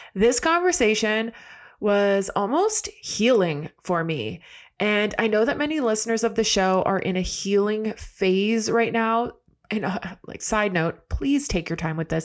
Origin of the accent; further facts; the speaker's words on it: Canada; I'm Canadian